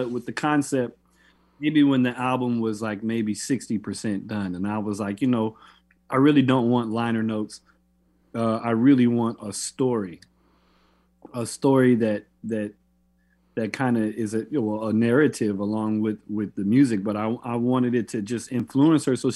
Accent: Florida, United States; When I grew up in Florida

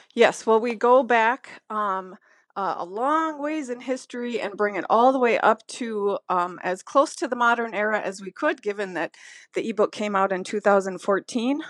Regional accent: Minnesota, United States; I am from Minnesota

